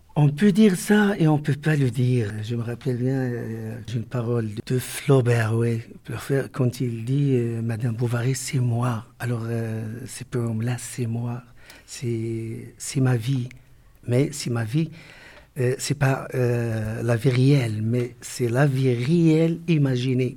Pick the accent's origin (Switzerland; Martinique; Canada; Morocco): Morocco; also born or lived in Strasbourg; Je suis un écrivain marocain